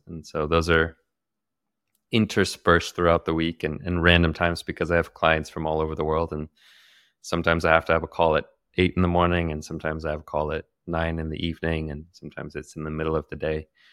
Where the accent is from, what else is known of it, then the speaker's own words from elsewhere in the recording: Santa Cruz, California, United States; moved away as an adult; also born or lived in Daly City, California / Bali; I was born in Daly City, California, uh, just near San Francisco. But I grew up more in Santa Cruz